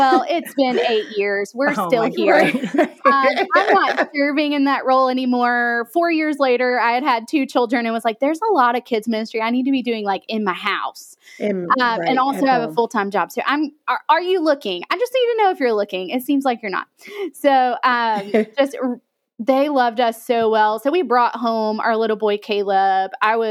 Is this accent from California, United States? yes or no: no; Alabama, United States; Yeah, I grew up in a very small town in Alabama.